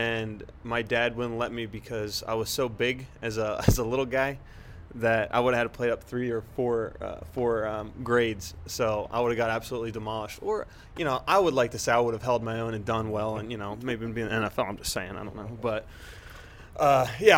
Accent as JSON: {"language": "English", "town": "Perkasie", "region": "Pennsylvania", "country": "United States", "tie": "born or raised there", "said": "I grew up in the Perkasie, Sellersville, Quakertown area"}